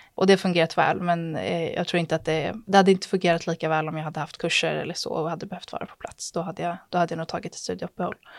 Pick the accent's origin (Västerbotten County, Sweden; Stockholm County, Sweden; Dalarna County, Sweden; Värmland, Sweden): Stockholm County, Sweden; Stockholm; jag är född och uppvuxen i Stockholm